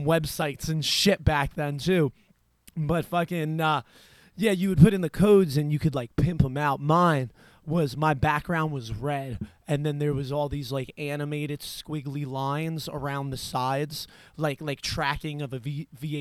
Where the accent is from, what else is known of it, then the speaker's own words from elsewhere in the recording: New Jersey, United States; I am from New Jersey